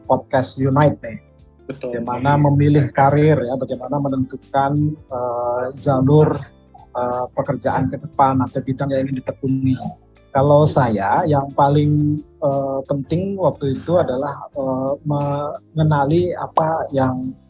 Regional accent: Denpasar, Bali, Indonesia; kebetulan sejak SMA di Denpasar saya di SMA 1 Denpasar Bali saya terlibat di pers kampus

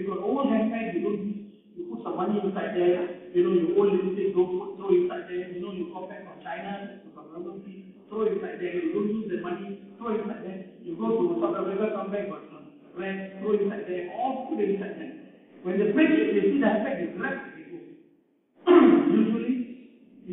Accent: Malaysia; we are Malaysian

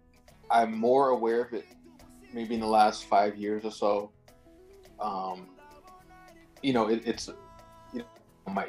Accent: Brockton, Massachusetts, United States; I'm from Brockton, which is like about 30 minutes south of Boston

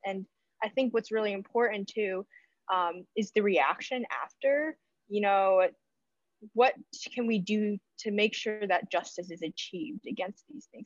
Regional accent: United States; born and raised in America

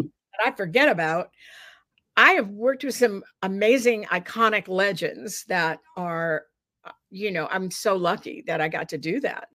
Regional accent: Dallas, Texas, United States; moved away; also born or lived in New York City / Los Angeles; growing up in Texas

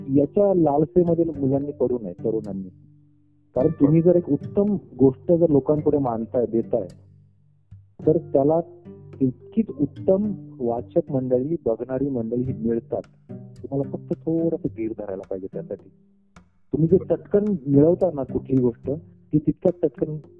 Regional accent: Marathi, Maharashtra, India; मुळात मी स्वतः मराठी आहे

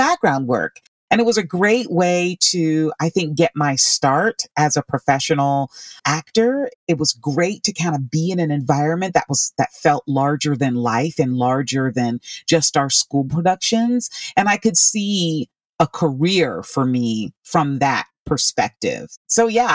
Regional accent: Orlando, Florida, United States; I grew up in Orlando, Florida

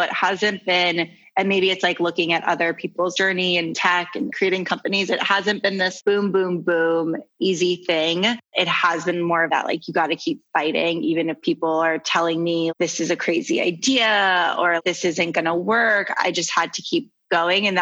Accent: United States; I'm American

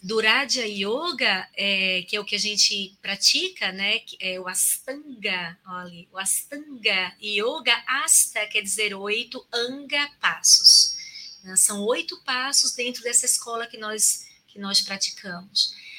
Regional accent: Recife, Pernambuco, Brazil; moved away as an adult; now in Maceió, Brazil; eu sou natural de Recife, há 19 anos, vai fazer 19 anos agora em janeiro, né, que eu estou aqui em Maceió

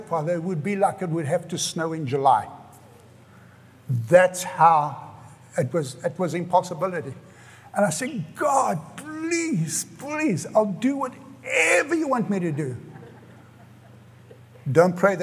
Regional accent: South Africa; moved away as an adult; now in United States; I grew up in South Africa

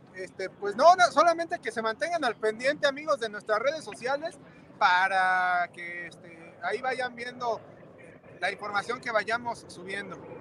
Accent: Mexico City, Mexico; now in Detroit, United States; yo soy originario de la Ciudad de México

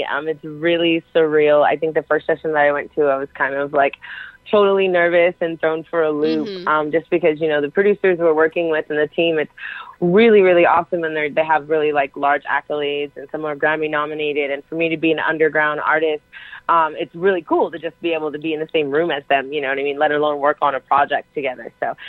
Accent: Los Angeles, Inland Empire area, California, United States; I'm a musician from Cali, Los Angeles, Inland Empire area.

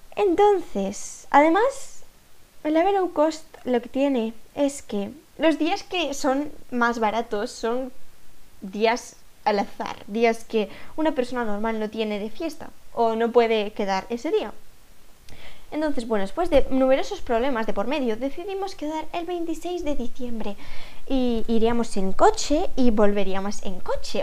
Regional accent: Aragon, Spain; yo soy aragonesa, por eso a veces digo palabras extrañas que nadie entiende, es que hablo en aragonés sin querer

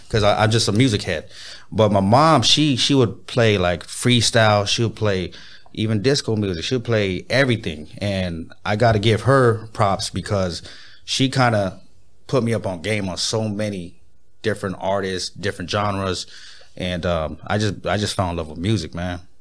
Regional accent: Pomona, California, United States; now in Inland Empire, United States; I was born in Pomona

